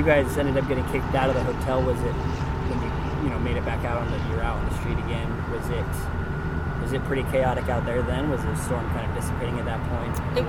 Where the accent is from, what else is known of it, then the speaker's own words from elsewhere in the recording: Georgia, United States; I'm from Georgia